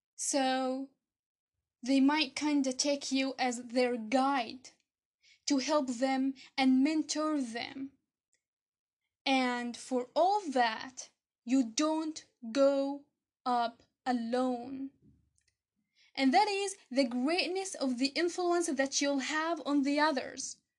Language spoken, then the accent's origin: English; Egypt; I'm from Egypt